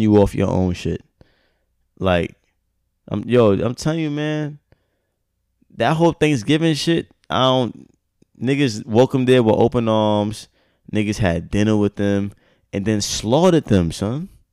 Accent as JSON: {"language": "English", "country": "United States", "said": "I'm American."}